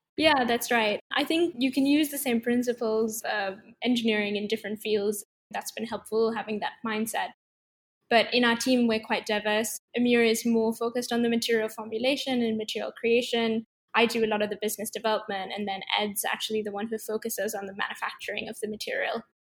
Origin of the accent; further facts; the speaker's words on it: Sri Lanka; moved away; also born or lived in California / London; I grew up in Sri Lanka and then I went to study in California